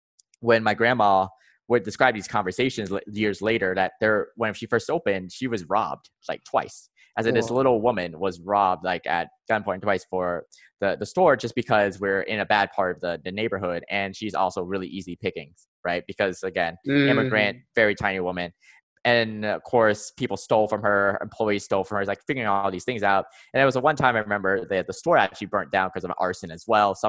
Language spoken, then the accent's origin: English; Georgia, United States; I grew up in the United States. My family's originally from Vietnam